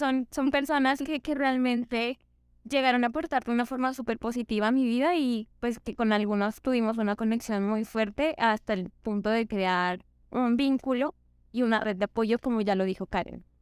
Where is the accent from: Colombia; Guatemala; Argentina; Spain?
Colombia; Ipiales, Nariño; moved away; Quiero devolverme a mi casa, yo soy de Ipiales